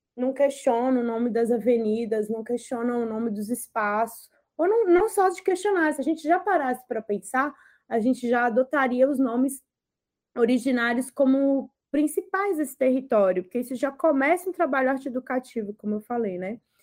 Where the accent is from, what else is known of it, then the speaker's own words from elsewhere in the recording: Sabará, Minas Gerais, Brazil; moved away as an adult; now in São Paulo, Brazil; de Sabará, que foi onde eu fui criada ali do lado de Belo Horizonte, na região metropolitana.